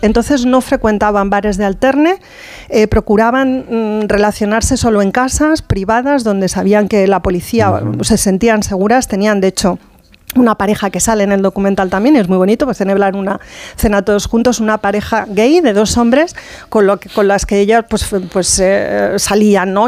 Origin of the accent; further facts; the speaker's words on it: Castilla-La Mancha, Spain; now in Madrid, Spain; como yo procedo más de la Mancha que nada